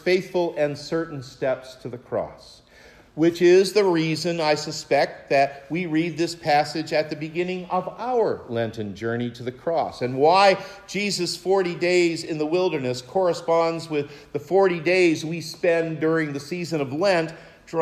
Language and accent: English; Maine, United States; Mount Katahdin outside my hometown in Maine